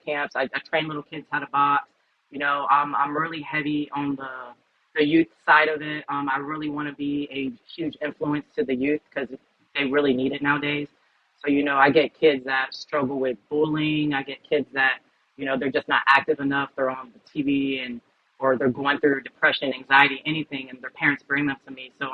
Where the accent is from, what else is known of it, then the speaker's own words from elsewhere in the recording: Tampa, Florida, United States; I am Cuban, 100% Cuban on both sides, but I was born and raised in Tampa, Florida.